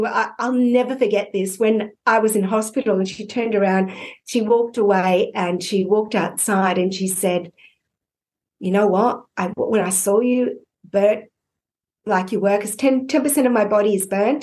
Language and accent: English; Australia; I'm an Aussie